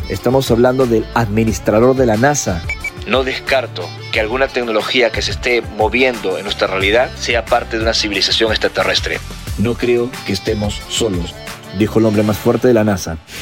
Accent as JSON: {"language": "Spanish", "country": "Peru", "said": "mi país en Perú en el verano de 1988"}